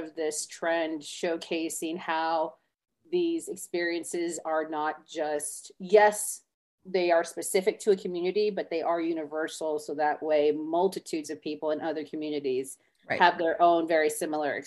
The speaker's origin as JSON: {"language": "English", "region": "a reservation in South Florida", "country": "United States", "tie": "born or raised there", "said": "I'm Native American and I grew up on a reservation in South Florida, but I was raised on the reservation"}